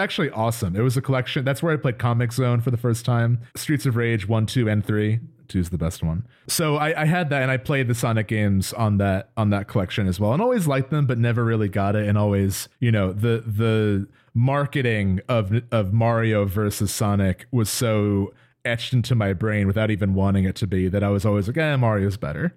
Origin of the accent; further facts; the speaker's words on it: New Jersey, United States; we're both from New Jersey.